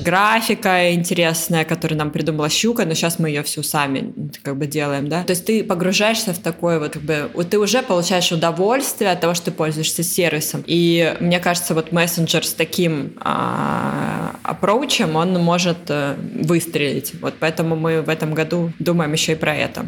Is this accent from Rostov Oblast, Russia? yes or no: yes; Taganrog, Rostov Oblast, Russia; moved away; also born or lived in Moscow / London; я из Таганрога